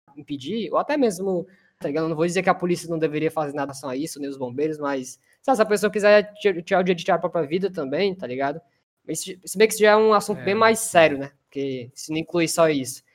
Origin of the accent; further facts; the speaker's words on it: Fortaleza, Ceará, Brazil; a gente é de Fortaleza